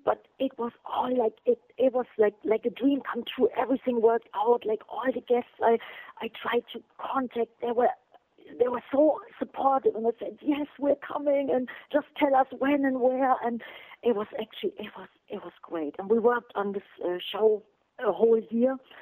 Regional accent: Germany; English is a second language; in Germany in my hometown

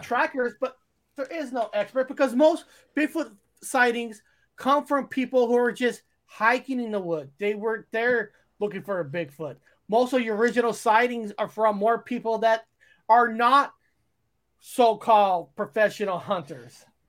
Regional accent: Fresno, California, United States; growing up in Fresno, we have a little more, uh, military base

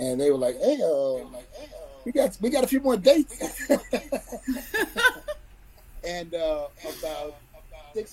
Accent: Memphis, Tennessee, United States; Growing up in Memphis, music is always around

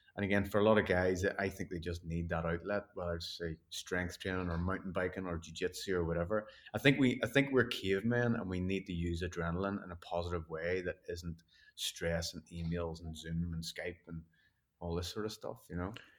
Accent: Belfast, Northern Ireland, United Kingdom; growing up in Belfast and where Northern Ireland was never great through those sort of times

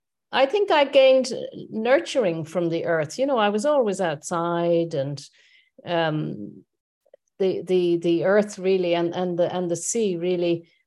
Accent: west of Ireland, Ireland; moved away as an adult; also born or lived in United Kingdom / Dublin, Ireland; I was born in the west of Ireland of French parents. So that's hence my name. I'm Irish, but I'm also French. And we lived on the edge of the ocean all the time.

